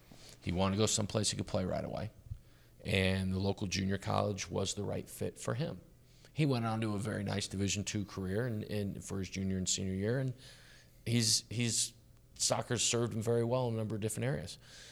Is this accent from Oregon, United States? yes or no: no; Dallas, Texas, United States; I grew up in Dallas, which is one big suburb.